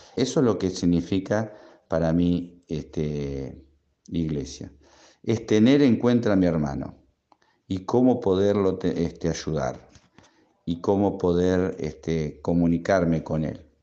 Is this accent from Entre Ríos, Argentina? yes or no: no; Rauch, Buenos Aires Province, Argentina; de Rauch, provincia de Buenos Aires